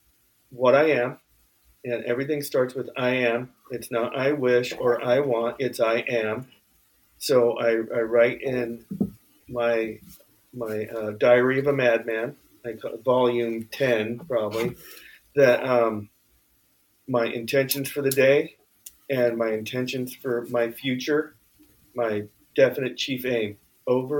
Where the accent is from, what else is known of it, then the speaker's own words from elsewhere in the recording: Bay Area, California, United States; now in Santa Cruz, United States; I'm from the Bay Area, living in Santa Cruz